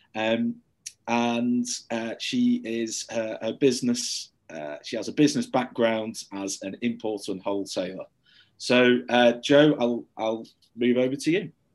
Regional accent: St Helens, North West England, United Kingdom; now in Manchester, United Kingdom; I grew up in St Helens in Merseyside and now live in Manchester

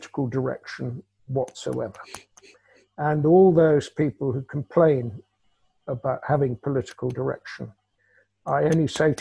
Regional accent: United Kingdom; a Brit, me

